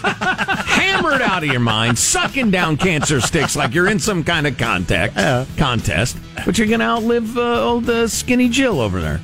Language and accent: English; Midwest, United States; I come from the Midwest